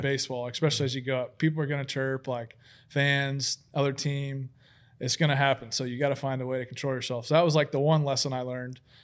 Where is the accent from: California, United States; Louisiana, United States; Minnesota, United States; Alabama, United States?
Alabama, United States; Huntsville; I grew up in Huntsville, Alabama